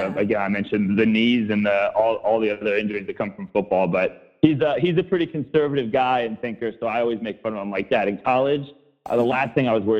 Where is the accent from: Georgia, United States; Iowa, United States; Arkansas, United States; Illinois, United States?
Georgia, United States; Atlanta; also born or lived in New York; growing up in Atlanta